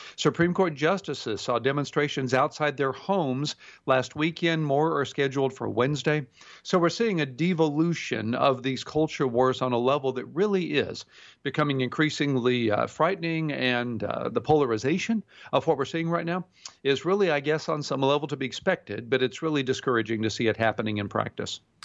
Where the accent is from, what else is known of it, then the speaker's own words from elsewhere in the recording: Houston, Texas, United States; growing up in Houston, Texas